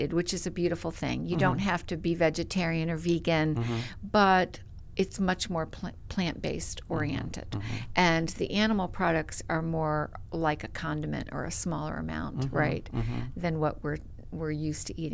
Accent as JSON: {"language": "English", "town": "Middletown", "region": "Connecticut", "country": "United States", "moved": "yes", "lives_now": "South Carolina, United States", "said": "I'm Middletown, so we're right across the river"}